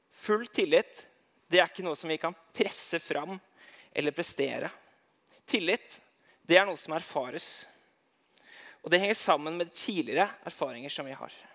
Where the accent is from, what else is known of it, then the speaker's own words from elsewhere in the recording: Eidsvoll, Akershus, Norway; jeg kommer fra Eidsvoll